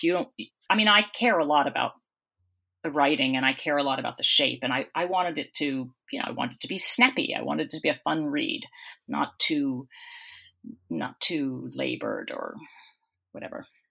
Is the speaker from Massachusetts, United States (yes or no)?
yes; Boston, Massachusetts, United States; moved away as an adult; also born or lived in Melbourne, Australia / West Coast, United States; I come from Boston, you know, and, and I live in Boston now